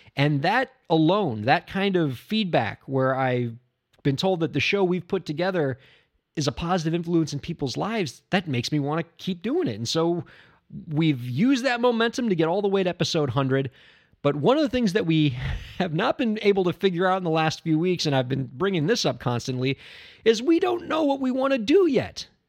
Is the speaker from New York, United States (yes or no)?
no; Miami, Florida, United States; I'm from Miami, Florida